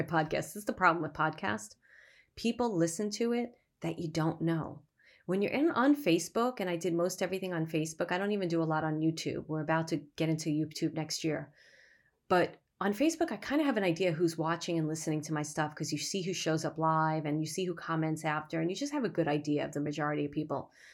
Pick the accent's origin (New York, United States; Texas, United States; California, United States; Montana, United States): New York, United States; New York City; I grew up in Brooklyn